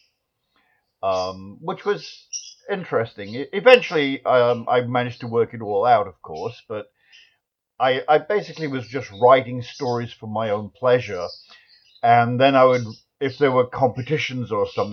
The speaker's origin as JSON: {"language": "English", "town": "Nottingham", "region": "East Midlands", "country": "United Kingdom", "tie": "born or raised there", "moved": "yes", "lives_now": "United States", "said": "I was born in Nottingham originally"}